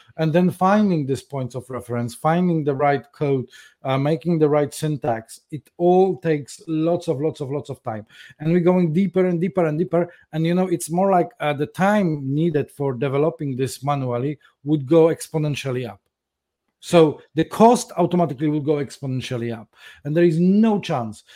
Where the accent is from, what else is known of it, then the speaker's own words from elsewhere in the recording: Poland; now in London, United Kingdom; I was born in Poland some time ago.